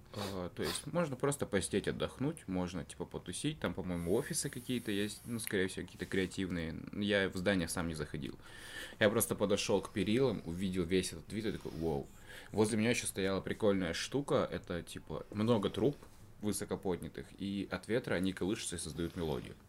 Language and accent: Russian; Karaganda, Karaganda Region, Kazakhstan; now in Yekaterinburg, Russia; я из Караганды, город, э, это город в Казахстане